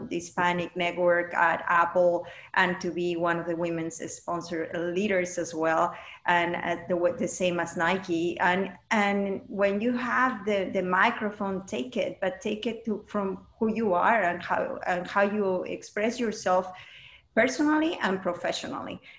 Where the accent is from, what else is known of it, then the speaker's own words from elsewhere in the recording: Mexico; English is a second language; now in United States; I was born and raised in Mexico, and with all these values, that is important to actually take it into the business.